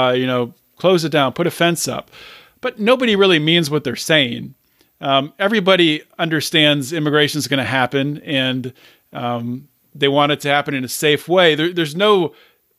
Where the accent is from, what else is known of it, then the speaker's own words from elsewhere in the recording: Pittsburgh, Pennsylvania, United States; I'm from Pittsburgh